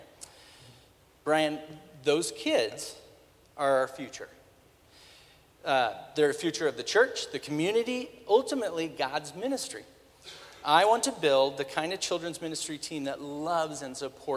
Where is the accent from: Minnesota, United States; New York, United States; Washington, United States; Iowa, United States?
Washington, United States; Spokane; I was born and raised in Spokane